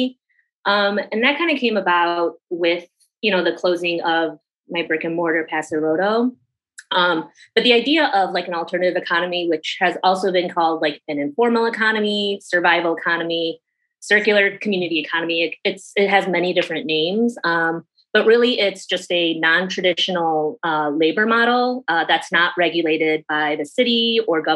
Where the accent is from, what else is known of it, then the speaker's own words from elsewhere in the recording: Schaumburg, Illinois, United States; I am from Chicago originally. Yeah. A little bit outside of Chicago, Schaumburg